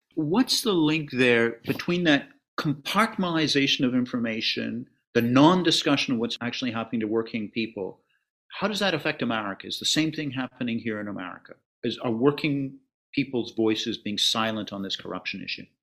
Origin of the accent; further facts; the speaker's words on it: Canada; As a Canadian